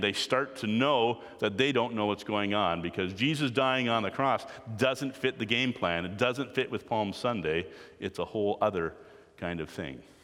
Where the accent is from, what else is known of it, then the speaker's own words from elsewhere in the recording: Canada; I am Canadian, we are part of the Commonwealth